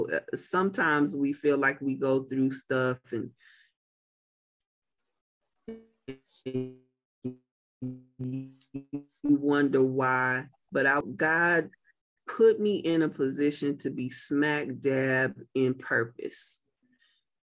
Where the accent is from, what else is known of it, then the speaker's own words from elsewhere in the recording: Muskogee, Oklahoma, United States; now in Tulsa, United States; I'm really an …